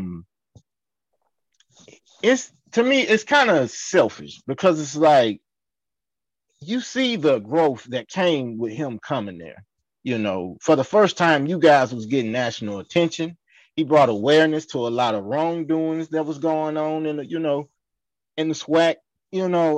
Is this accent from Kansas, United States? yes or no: no; Hattiesburg, Mississippi, United States; We're from Hattiesburg.